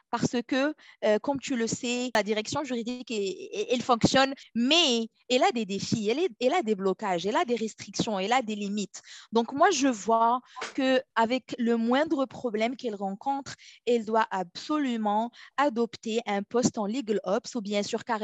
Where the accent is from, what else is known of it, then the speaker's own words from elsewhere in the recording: Morocco; moved away as an adult; also born or lived in Toronto, Canada; now in Ottawa, Canada; je suis originaire du Maroc euh, où j'ai fait un peu mes études universitaires, une licence en droit privé, un master en droit des affaires à l'université Mohamed V de Rabat.